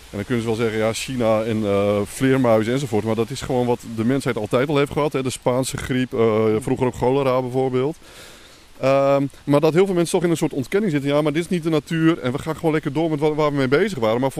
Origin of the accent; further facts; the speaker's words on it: Slochteren, Groningen, Netherlands; born there; Mijn geboortegrond.